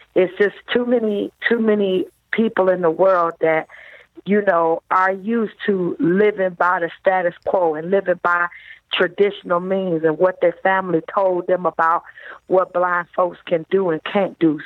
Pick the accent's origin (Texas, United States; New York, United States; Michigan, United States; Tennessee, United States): Michigan, United States; Detroit; I grew up in Detroit, Michigan